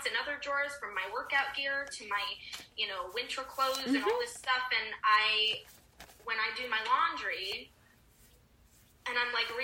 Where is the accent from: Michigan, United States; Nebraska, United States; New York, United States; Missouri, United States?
New York, United States; Rockland County; also born or lived in California; I'm from New York, and I'm from Rockland County